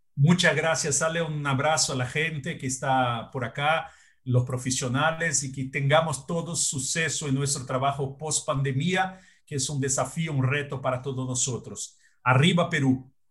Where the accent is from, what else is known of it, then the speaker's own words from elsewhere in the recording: Brazil; Spanish is a second language; Yo soy brasileño, vivo acá y pago mis tributos acá